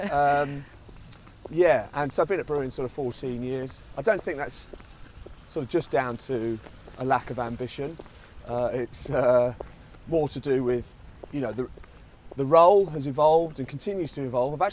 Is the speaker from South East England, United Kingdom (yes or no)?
yes; Margate, South East England, United Kingdom; from Kent, Margate, uh, Margate, some people uh, know it as.